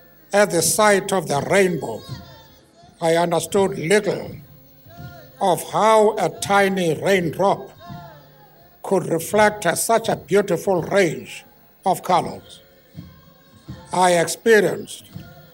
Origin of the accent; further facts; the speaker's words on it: Eastern Cape, South Africa; I was born in the Eastern Cape. It is a very beautiful part of our land.